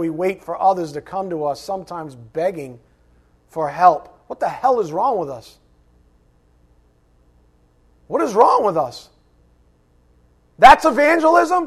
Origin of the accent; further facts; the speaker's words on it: United States; this beloved country of ours